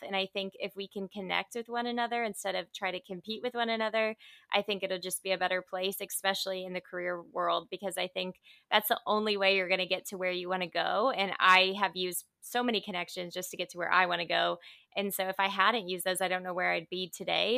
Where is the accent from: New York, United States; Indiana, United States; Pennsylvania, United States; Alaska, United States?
Indiana, United States; also born or lived in Dallas, Texas; now in Southern California, United States; I'm from Indiana originally. So, I'm actually a Midwest girl that lives out in Southern California now